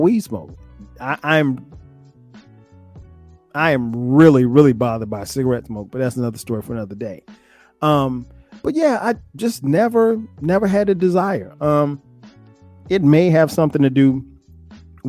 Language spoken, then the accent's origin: English; Florence, South Carolina, United States; also born or lived in New Jersey; I grew up in South Carolina